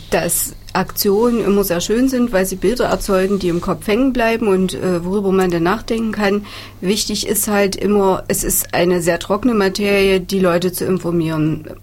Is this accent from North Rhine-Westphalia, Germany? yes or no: no; Thuringia, Germany; Insofern ist es schön, wir als Thüringer, wir sind ein kleines Land